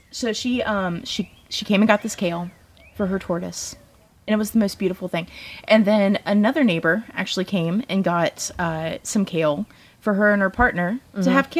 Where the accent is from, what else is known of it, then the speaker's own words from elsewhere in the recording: West Virginia, United States; growing up in West Virginia, I grew up on a farm.